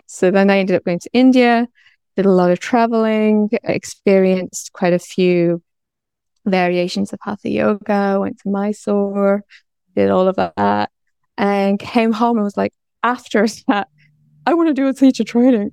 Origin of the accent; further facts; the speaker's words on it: North Wales, United Kingdom; moved away; also born or lived in London / Bangkok; I'm originally from North Wales